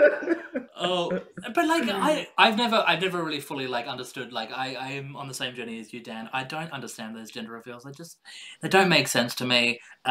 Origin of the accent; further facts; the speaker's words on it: Central Australia, Australia; now in London, United Kingdom; I grew up in Central Australia